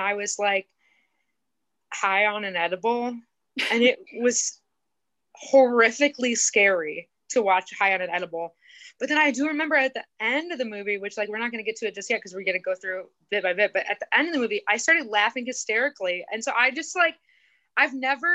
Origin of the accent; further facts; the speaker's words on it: Indiana, United States; I grew up in Indiana